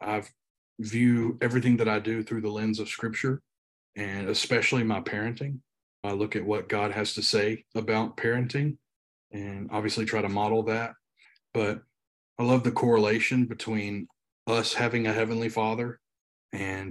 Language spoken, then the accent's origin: English; Union City, Tennessee, United States; moved away as an adult; also born or lived in Louisville, Kentucky / Nashville, Tennessee; now in Indianapolis, United States; me and my wife grew up. A little town called Union City, Tennessee